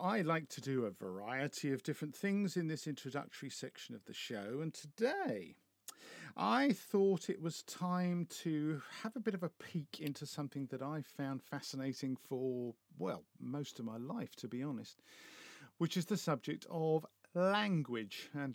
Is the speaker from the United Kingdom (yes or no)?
yes; United Kingdom; I'm British